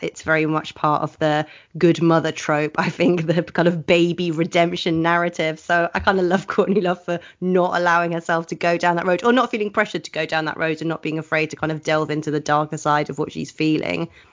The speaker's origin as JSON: {"language": "English", "town": "Oxford", "region": "South East England", "country": "United Kingdom", "tie": "born or raised there", "said": "I grew up in Oxford, which has a great musical subculture"}